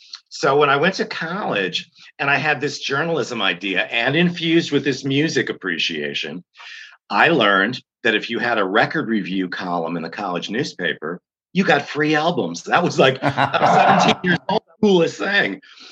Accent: Detroit, Michigan, United States; I'm from the Detroit area.

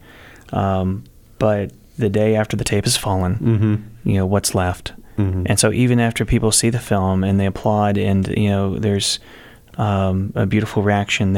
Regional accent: Texas, United States; I'm from Texas

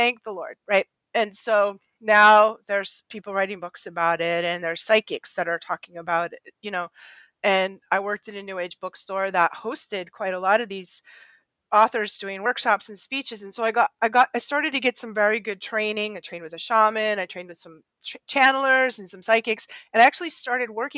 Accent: just outside Boston, Massachusetts, United States; I grew up just outside Boston in the 60s, 70s, and 80s.

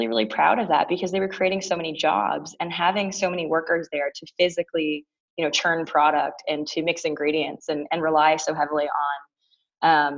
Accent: Toronto, Ontario, Canada; moved away as an adult; now in United States; I grew up in Toronto. So I am a proud born and raised Torontonian and proud Canadian

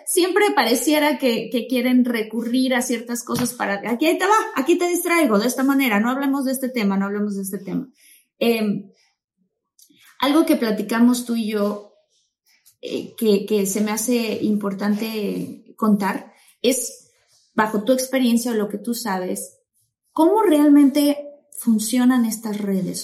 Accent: Mexico; now in United States; soy mexicana, mexicana de Guaso Colorado

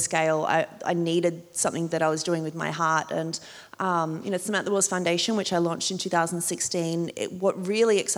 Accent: Port Macquarie, New South Wales, Australia; accent: small town accent; moved away as an adult; also born or lived in New York / Sydney; growing up in Port Macquarie, we would go to Newcastle

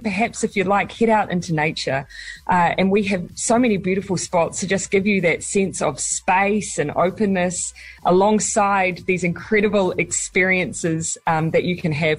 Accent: Morrinsville, Waikato, New Zealand; It happens to be my hometown as well, so there you go.

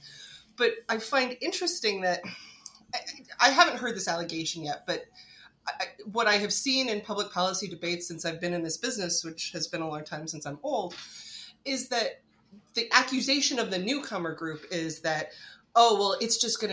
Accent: Arizona, United States; I grew up in Arizona. I grew up, you know, maybe 10 minutes from the San Carlos Indian Reservation.

